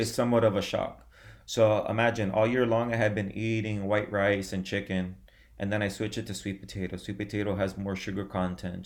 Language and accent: English; Miami, Florida, United States; I was born in Miami, Florida. I've lived in Miami my whole life, my whole life